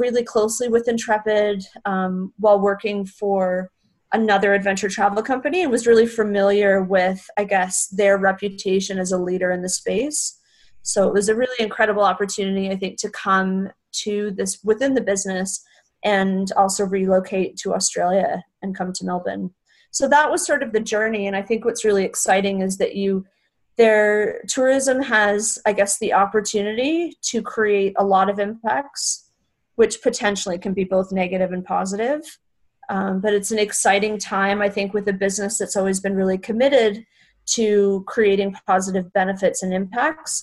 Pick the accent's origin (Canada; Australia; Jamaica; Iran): Canada; moved away; I'm originally from Canada